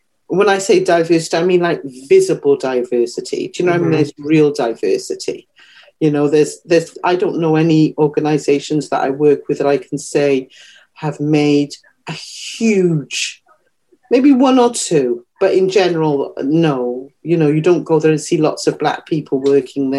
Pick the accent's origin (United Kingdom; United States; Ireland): United Kingdom; Wales; moved away; I am black and I am Welsh. I'm from Wales